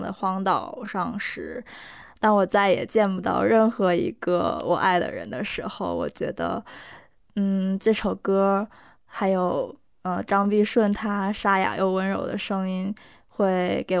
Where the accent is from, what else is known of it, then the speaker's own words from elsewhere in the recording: South Korea; first language Korean; Chinese is a second language; 一方面我就觉得我的歌单里必须有一首能代表我的母语的歌，